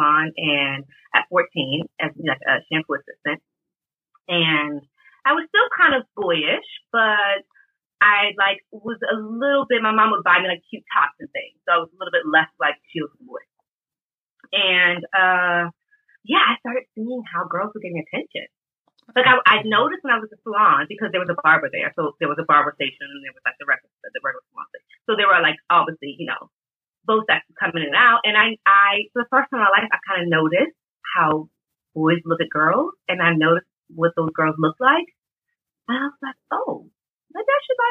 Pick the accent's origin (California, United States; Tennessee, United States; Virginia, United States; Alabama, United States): Virginia, United States; Alexandria; moved away as an adult; now in Paris, France; I grew up in Alexandria, Virginia, which is right outside of DC